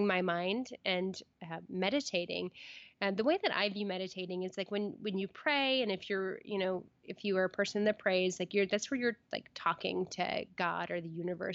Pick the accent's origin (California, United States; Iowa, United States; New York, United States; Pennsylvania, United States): California, United States; Red Bluff; moved away as an adult; now in Portland, United States; I am a girl from Red Bluff, California, who lived with, you know, my siblings and my mom